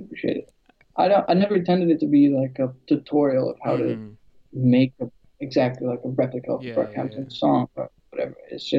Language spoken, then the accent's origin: English; Greece; born there; also born or lived in London; Yeah, I'm originally from like Albania, but I was born in Greece. And then I moved to London, and then I moved here.